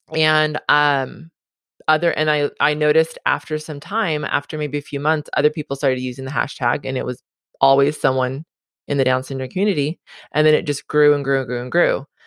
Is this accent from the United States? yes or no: yes; Southern California, United States; also born or lived in Hawaii; I was born and raised in Southern California.